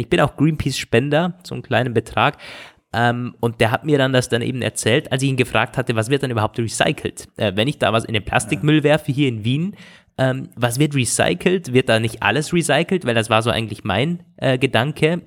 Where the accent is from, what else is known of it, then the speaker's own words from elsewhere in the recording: Germany; als Deutscher